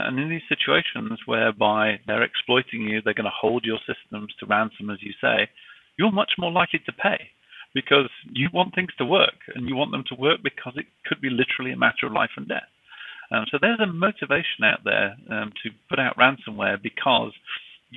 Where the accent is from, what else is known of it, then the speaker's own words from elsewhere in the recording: United Kingdom; accent: British; now in United States; despite my British accent, I'm actually based out of the United States